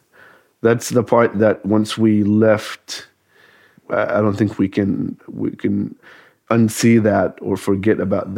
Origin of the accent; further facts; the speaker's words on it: Gaza, Gaza Strip, Palestine; moved away as an adult; also born or lived in Saudi Arabia; now in United States; And then I moved to Gaza with my parents when they retired, until I was 19 or 20